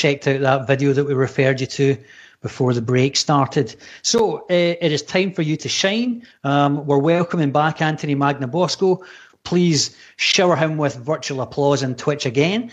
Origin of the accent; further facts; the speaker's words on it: Scotland, United Kingdom; accent: Scottish; It's just my bad Scottish accent